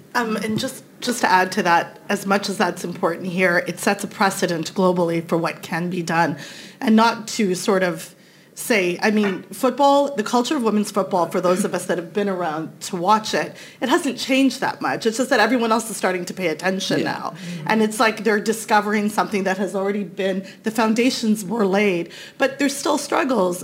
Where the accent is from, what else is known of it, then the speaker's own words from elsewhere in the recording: Canada; I'm Canadian